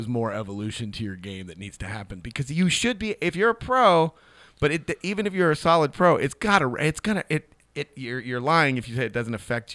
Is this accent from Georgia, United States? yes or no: no; Kansas, United States; I grew up in Kansas